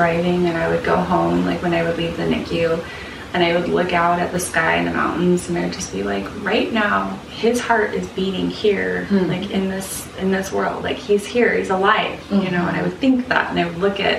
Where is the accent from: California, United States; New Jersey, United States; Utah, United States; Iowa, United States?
Utah, United States; Salt Lake City; moved away; I'm from Salt Lake City. I have family, like, all my family's there